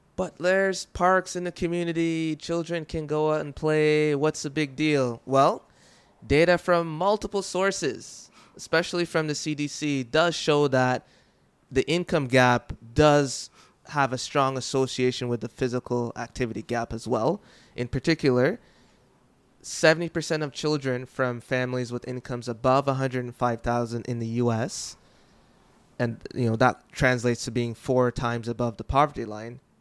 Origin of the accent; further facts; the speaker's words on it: Jamaica; I'm from Jamaica, and we did often have droughts